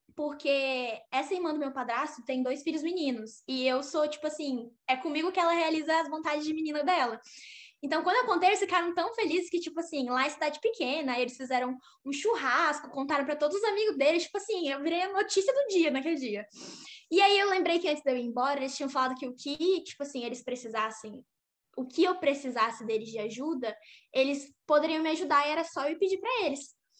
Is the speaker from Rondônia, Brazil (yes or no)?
yes; Porto Velho, Rondônia, Brazil; moved away as an adult; now in Los Angeles, United States; sou de Porto Velho, Rondônia, não Roraima